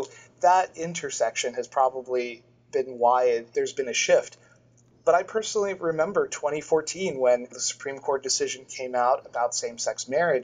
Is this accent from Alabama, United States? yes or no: no; Florida, United States; moved away as an adult; now in Boston, United States; I'm originally from Florida, but through many different pathways ended up in Boston, and I've been in the New England area for about 15 years